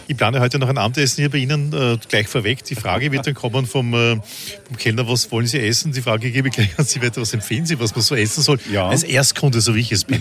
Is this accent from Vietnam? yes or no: no; Vienna, Austria; wie man bei uns in Wien sagt